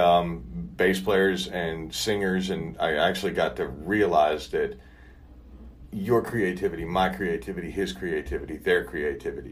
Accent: Kentucky, United States; moved away; even when I was a kid growing up in Kentucky

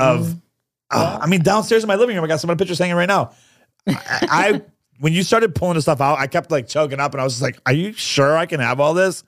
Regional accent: New York, United States; now in Orlando, United States; I'm from New York

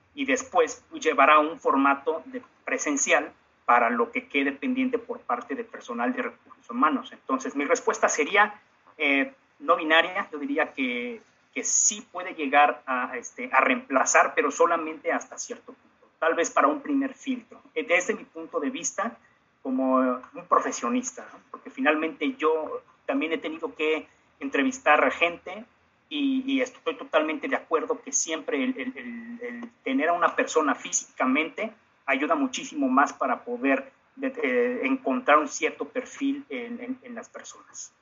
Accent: Mexico

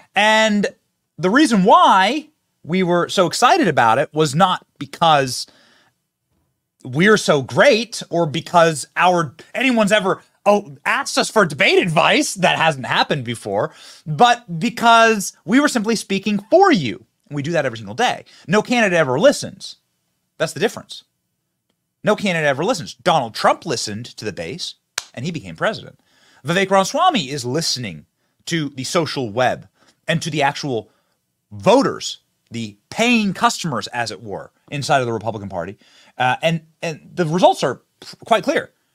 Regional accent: Iowa, United States; my home state

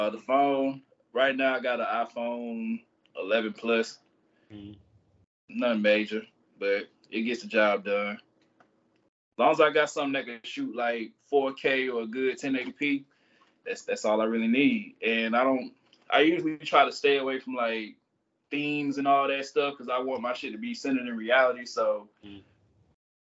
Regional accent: Georgia, United States; accent: country; also born or lived in Boston; I was raised in Georgia, but I'm not originally from there

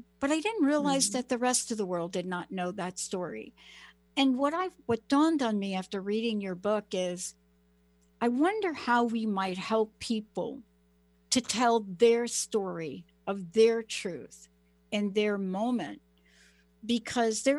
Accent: United States; now in Seattle, United States; I'm from New York and New Jersey. I'm from the East Coast.

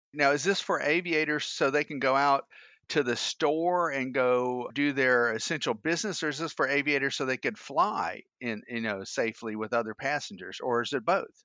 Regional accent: Atlanta, Georgia, United States; moved away; P D K, my hometown in, uh, in Atlanta.

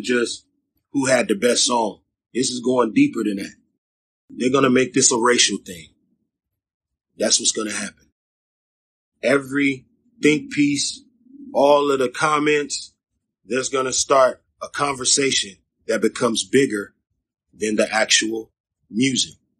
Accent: Long Beach, California, United States; I'm from Long Beach, California

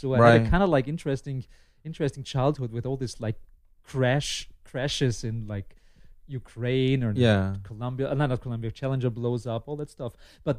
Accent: Lower Austria, Austria; also born or lived in Vienna; a little bit outside of Vienna. I grew up in Lower Austria, but I was born in Vienna

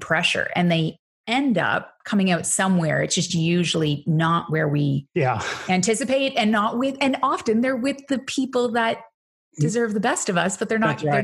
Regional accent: Canada; accent: Canadian; my accent probably has given it away at some point. I say organization, very Canadian, apparently.

